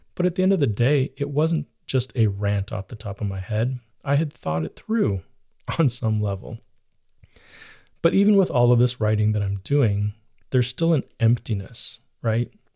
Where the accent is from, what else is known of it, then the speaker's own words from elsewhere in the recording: United States; about being an American